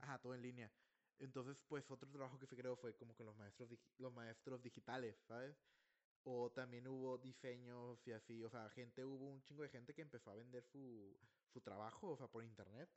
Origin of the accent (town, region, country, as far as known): Mexico